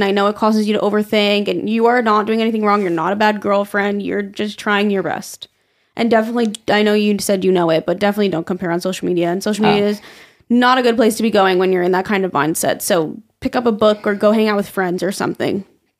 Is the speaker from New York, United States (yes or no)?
yes; Staten Island, New York, United States; I'm from Staten Island.